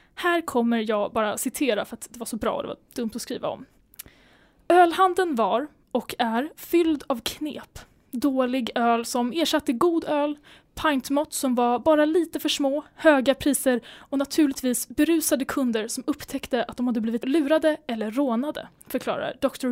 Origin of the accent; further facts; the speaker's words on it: Sweden; som svensk